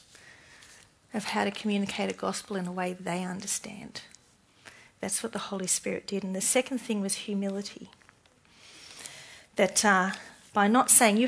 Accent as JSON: {"language": "English", "country": "Australia", "said": "I'm more Australian than Christian"}